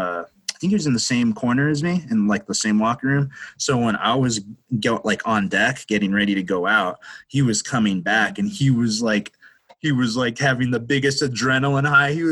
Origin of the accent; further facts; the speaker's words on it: Silver City, New Mexico, United States; now in Santa Fe, United States; I'm hailing from Silver City, New Mexico. Originally